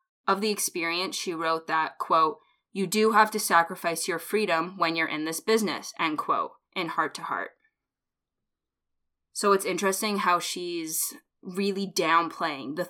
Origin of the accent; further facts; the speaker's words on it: Canada; We're Canadian.